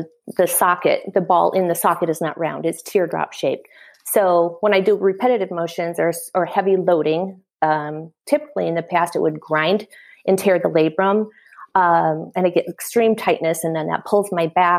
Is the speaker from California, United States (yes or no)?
no; Iowa, United States; I was born and raised in Iowa